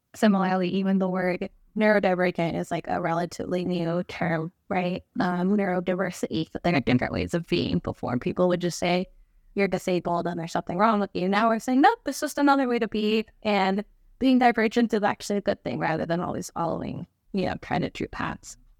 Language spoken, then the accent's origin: English; Albuquerque, New Mexico, United States; growing up in Albuquerque, New Mexico